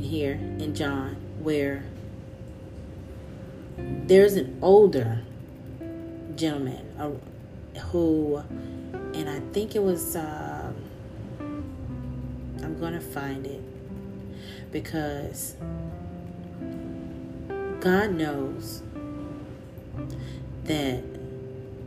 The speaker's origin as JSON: {"language": "English", "region": "Louisiana", "country": "United States", "tie": "born or raised there", "accent": "country", "said": "I grew up in Louisiana."}